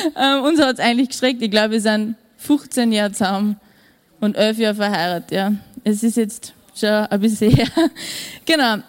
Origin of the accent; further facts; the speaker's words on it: Wels, Upper Austria, Austria; also born or lived in Vienna; ich bin in Wien nur geboren und mein Bruder auch noch. Und wir sind dann wie ich zwei Wochen nach Wels zurückgezogen